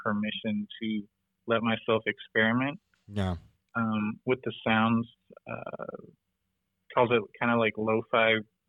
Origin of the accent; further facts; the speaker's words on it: the South, United States; I grew up in the South.